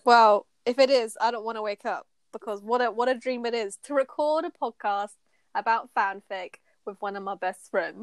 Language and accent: English; United Kingdom; we're British